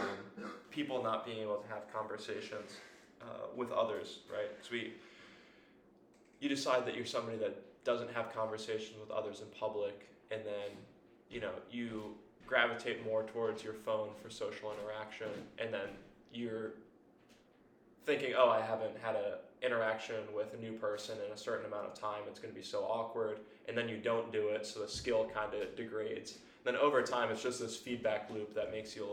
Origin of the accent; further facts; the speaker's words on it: United States; moved away; also born or lived in Philadelphia, Pennsylvania / Florida; around my hometown, about an hour away